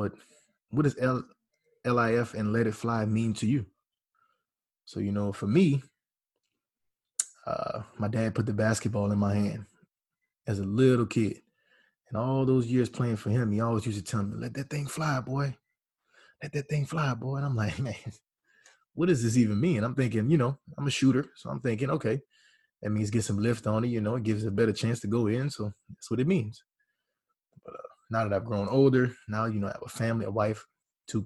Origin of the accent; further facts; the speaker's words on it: Louisiana, United States; I'm from Caracol, Louisiana, small town in Louisiana.